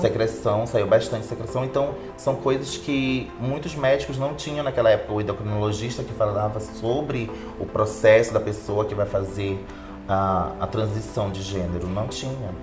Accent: Belém, Pará, Brazil; moved away as an adult; now in São Paulo, Brazil; sou paraense

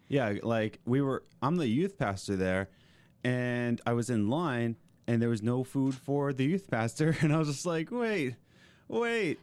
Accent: Philadelphia, Pennsylvania, United States; moved away as an adult; also born or lived in Lancaster; I grew up in Philly

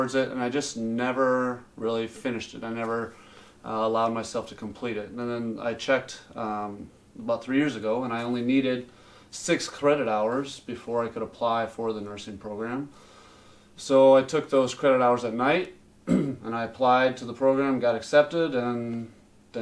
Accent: Sioux Falls, South Dakota, United States; I'm from Sioux Falls originally.

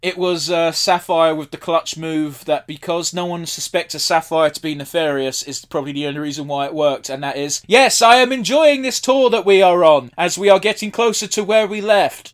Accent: United Kingdom; we're British, we're used to the class system

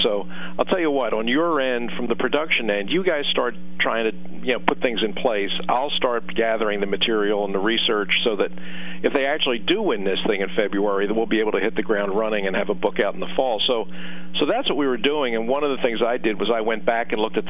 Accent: Philadelphia, Pennsylvania, United States; I was born in Philadelphia.

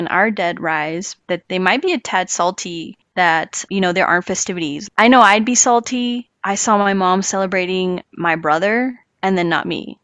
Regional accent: San Luis Potosí, Mexico; moved away; my hometown in San Luis.

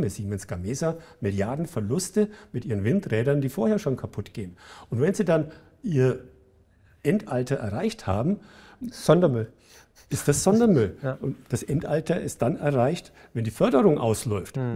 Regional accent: Bavaria, Germany; Ich komme aus der Gegend in Bayern, die, als ich da aufgewachsen bin, die schlechteste Luft hatte in Bayern.

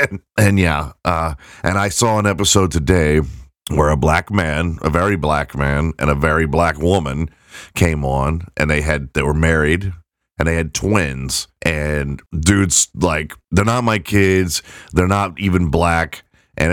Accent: England, United Kingdom; Never mind that my wife is redheaded and I'm white and from England.

